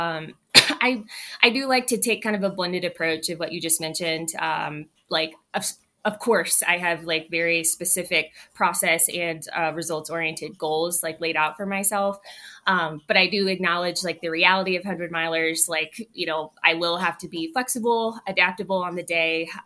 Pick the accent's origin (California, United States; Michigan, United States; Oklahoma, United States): California, United States; San Diego; moved away; I'm born and raised in San Diego